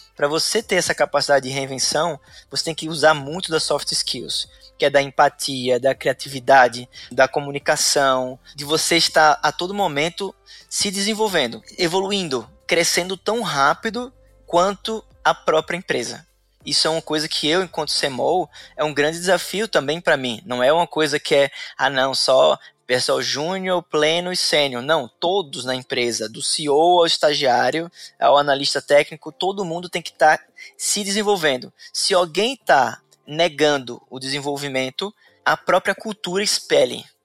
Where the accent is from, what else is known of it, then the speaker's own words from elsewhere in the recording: Sergipe, Brazil; moved away as an adult; now in Florianópolis, Brazil; Eu sou sergipano, moro aqui em Florianópolis há seis anos.